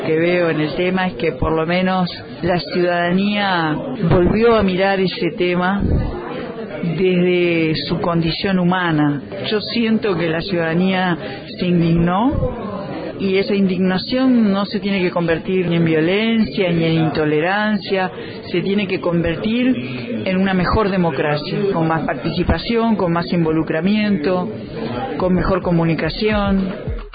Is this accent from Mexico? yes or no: no; Uruguay; como uruguaya